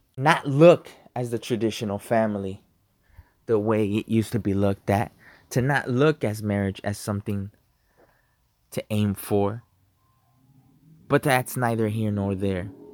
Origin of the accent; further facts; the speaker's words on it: United States; I'm an American. I'm a patriot.